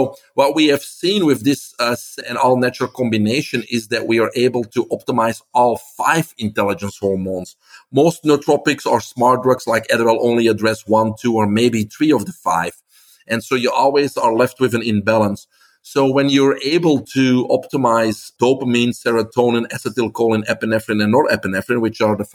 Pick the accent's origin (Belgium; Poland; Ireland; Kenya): Belgium; English is a second language; moved away as an adult; now in United States; I came here from Belgium. That's why I have this accent. In 1997, I was in my 20s